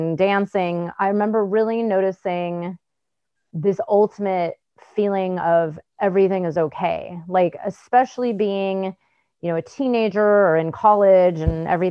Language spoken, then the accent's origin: English; Bay Area, California, United States; I grew up in the Bay Area in California